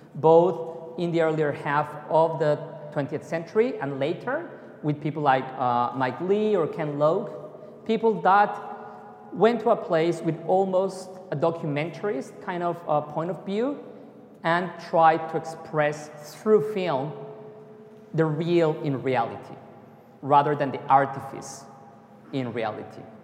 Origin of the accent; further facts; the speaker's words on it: Mexico City, Mexico; I love my hometown. It's beautiful, chaotic, and amazing